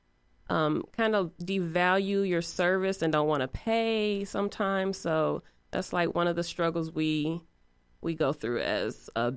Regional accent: East Chicago, Indiana, United States; now in Indianapolis, United States; I am originally from Northwest Indiana, East Chicago to be exact. And I have been in Indianapolis for about the past 20 years.

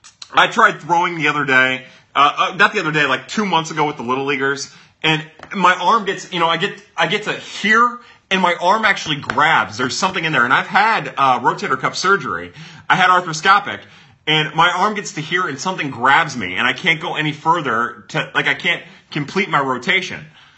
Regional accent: Midwest, United States; I'm from the Midwest

